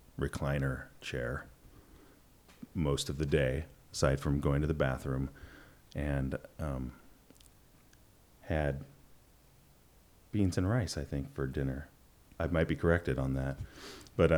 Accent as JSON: {"language": "English", "town": "Ellensburg", "region": "Washington", "country": "United States", "tie": "born or raised there", "said": "I was born in Ellensburg, Washington"}